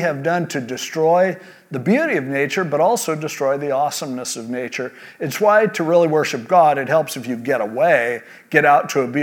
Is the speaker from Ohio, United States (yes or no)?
no; California, United States; born and raised in California like me